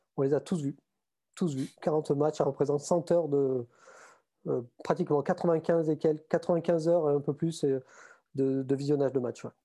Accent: Montauban, Occitania, France; accent: southern; moved away as an adult; also born or lived in Toulouse / Paris region; now in Paris, France; je suis toulousain. Enfin, je suis né à Toulouse et j'ai grandi à Montauban à côté

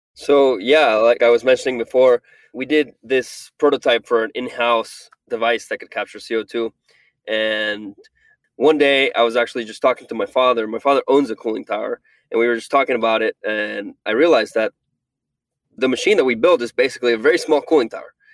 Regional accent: Venezuela; moved away; I'm from Venezuela

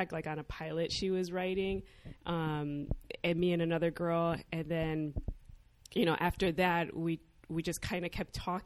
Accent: Chicago, Illinois, United States; I grew up in Chicago. I'm second generation.

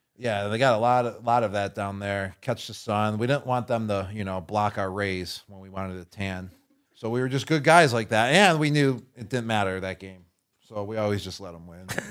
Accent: Buffalo, New York, United States; my hometown team, the Buffalo Bills

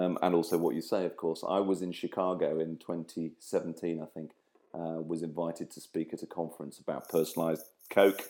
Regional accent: Grimsby, Yorkshire and the Humber, United Kingdom; also born or lived in Cleethorpes / Lincolnshire; I was born in Cleethorpes, brought up in Grimsby, and live in Lincolnshire

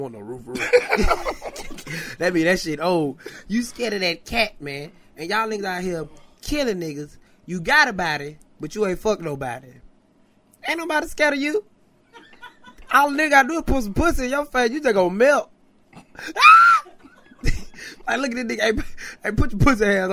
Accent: Atlanta, Georgia, United States; I'm from Adderville

